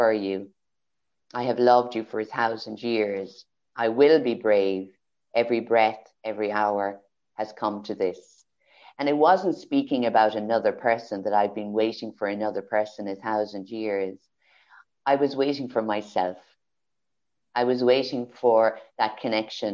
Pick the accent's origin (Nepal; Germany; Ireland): Ireland; Kildare, Leinster; moved away; also born or lived in Carlow, Ireland / Galway, Ireland; I was born in Carlow, raised in Kildare, and moved to Galway.